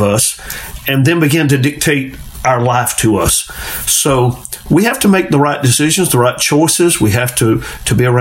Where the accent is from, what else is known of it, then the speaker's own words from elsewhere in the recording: Carrabelle, Florida, United States; growing up in Carrabelle